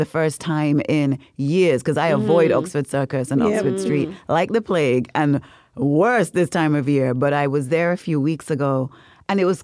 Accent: Nevis, St. Kitts & Nevis; moved away; when I was growing up in Nevis

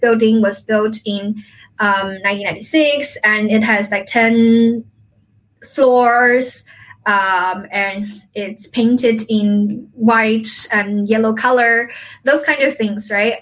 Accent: a village near Xiamen, Fujian, China; moved away; my hometown, it's not Xiamen, actually, it's my village.

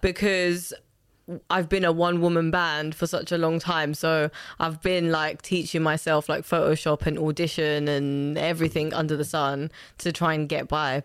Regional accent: London, United Kingdom; also born or lived in Lusaka, Zambia; I grew up between the two, uh, mainly in Lusaka, growing up until ten. And then when my parents, uh, separated, we then settled in Hackney

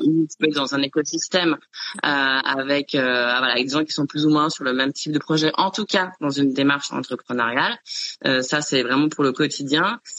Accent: Chamonix, Auvergne-Rhône-Alpes, France; moved away; dans un chalet, dans vers vers Chamonix, enfin là, là d'où je viens

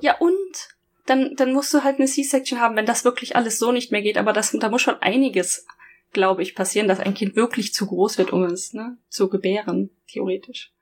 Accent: Germany; now in Japan; ich aus Deutschland

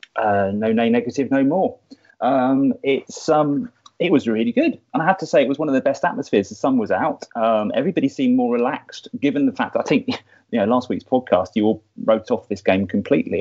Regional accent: Somerset Levels, South West England, United Kingdom; also born or lived in Dorset; a boy growing up in the Somerset Levels in the 1970s

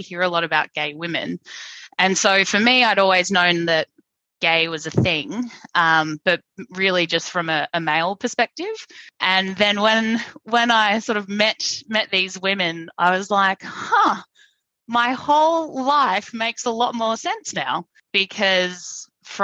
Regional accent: Brisbane, Queensland, Australia; accent: twang; I grew up in Brisbane in a very religious family

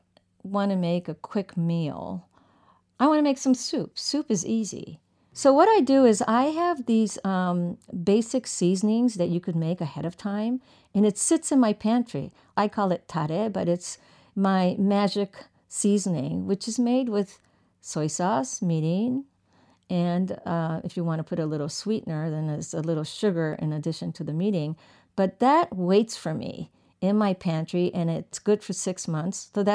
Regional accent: Tokyo, Japan; So I grew up partially in Tokyo

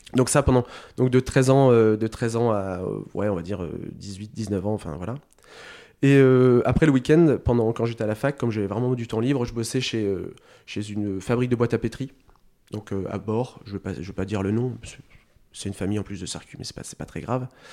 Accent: Sercus, Hauts-de-France, France; moved away as an adult; also born or lived in Lille; Je viens de Sercu, euh, mon village natal, là où j'ai grandi pendant une vingtaine d'années.

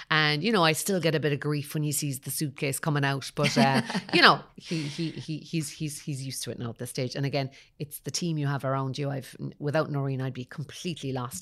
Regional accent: Kerry, Munster, Ireland; moved away; also born or lived in Dublin / Cork; I suppose I'm from Kerry originally

